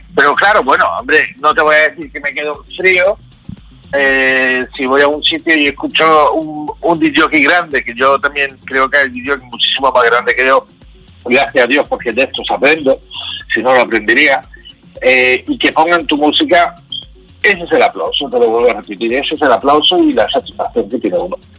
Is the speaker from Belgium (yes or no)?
yes; Belgium; yo nací en Bélgica, de una madre belga y un padre español